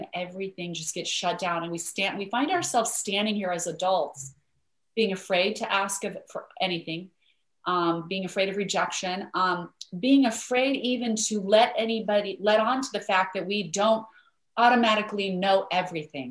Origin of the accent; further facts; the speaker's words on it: Idaho, United States; I grew up in Idaho where there are lots of potatoes